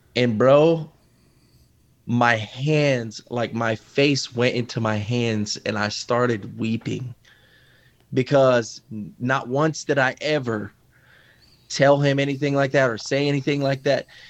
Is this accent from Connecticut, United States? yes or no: yes; Waterbury, Connecticut, United States; I'm actually from Waterbury, Connecticut.